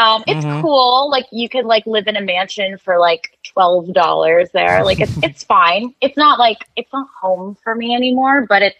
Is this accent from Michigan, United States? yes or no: no; Ohio, United States; moved away; also born or lived in Chicago; I'm not from Chicago, but thank you. I'm from Ohio.